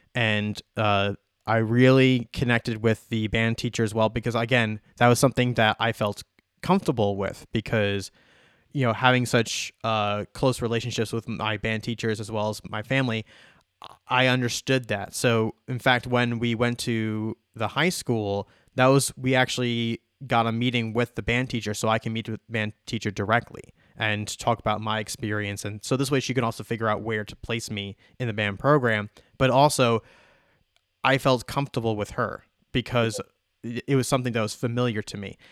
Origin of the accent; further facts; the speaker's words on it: Long Island, New York, United States; now in Phoenix, United States; I was born and raised on Long Island, so same thing. I was a, you know, a East Coaster.